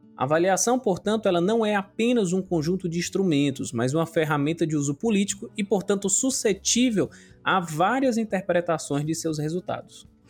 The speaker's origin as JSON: {"language": "Portuguese", "town": "Acopiara", "region": "Ceará", "country": "Brazil", "said": "eu sou aqui de Acopiara, da região centro-sul do estado do Ceará"}